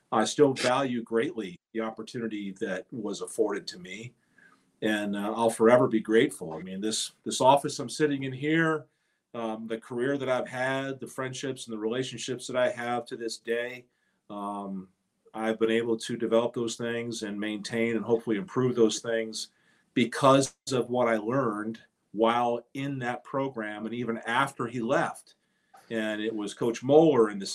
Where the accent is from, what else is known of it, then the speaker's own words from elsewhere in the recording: Texas, United States; moved away as an adult; also born or lived in Michigan; I was a kid from Texas, but I had roots here in Michigan.